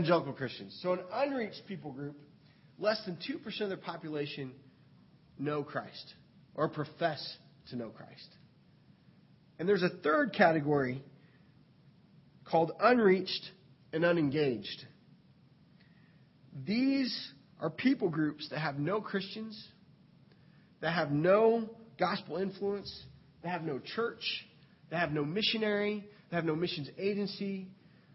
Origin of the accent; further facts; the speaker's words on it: United States; as an American